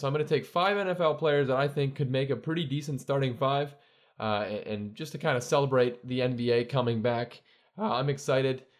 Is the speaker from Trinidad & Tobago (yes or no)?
no; Canada; I'm Canadian, obviously. I'm not American, but I love, um, the fact that I get to grow up in, in a, get, I've gotten to grow up, rather, in, and I'm now living in a, a, a great country